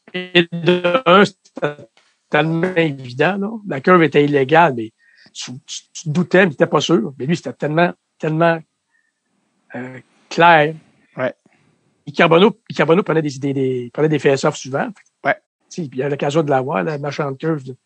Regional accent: Trois-Rivières, Quebec, Canada; also born or lived in Lac-aux-Sables, Quebec / Montreal, Quebec; je viens de, de Trois-Rivières, mais j'ai été presque élevé au Lac-aux-Sables en Mauricie

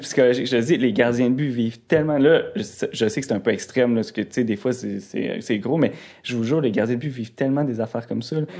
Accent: Rivière-du-Loup, Quebec, Canada; ma ville. Rivière-du-Loup, c'est tout petit

